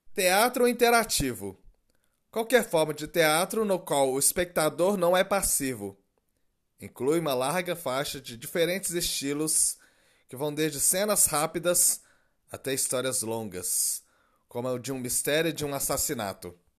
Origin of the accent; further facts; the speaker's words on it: Minas Gerais, Brazil; accent: mineiro; como sou mineiro, tem toda essa coisa do sotaque, apesar de que eu não sei se eu tenho realmente esse sotaque